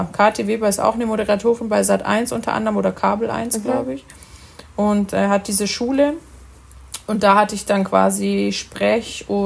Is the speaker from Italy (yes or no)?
yes; Italy; weil ich zum Beispiel als Italiener neige